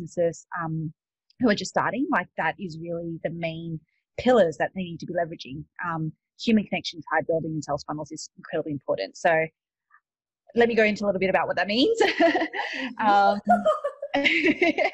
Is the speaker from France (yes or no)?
no; Australia; moved away as an adult; also born or lived in Sydney; now in United States; you can probably tell from my accent, I'm not actually from the States. I'm from Australia.